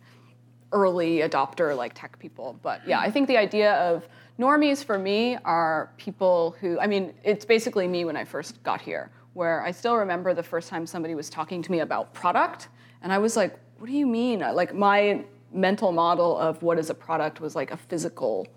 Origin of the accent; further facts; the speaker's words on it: Canada; moved away as an adult; now in United States; I am Canadian